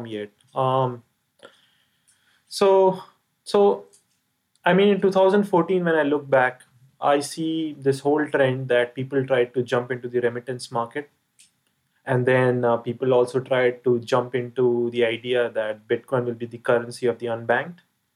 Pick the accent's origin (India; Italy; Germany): India; me being an Indian